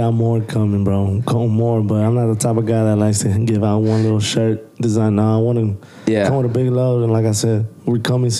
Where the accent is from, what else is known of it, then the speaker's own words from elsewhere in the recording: Houston, Texas, United States; I'm from Houston